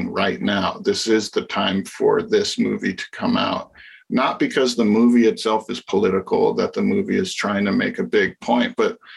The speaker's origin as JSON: {"language": "English", "region": "Hawaii", "country": "United States", "tie": "born or raised there", "said": "growing up in Hawaii"}